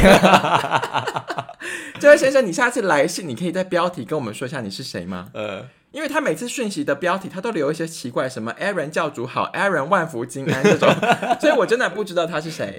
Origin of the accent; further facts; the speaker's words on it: Taiwan; 我本身是一个台湾人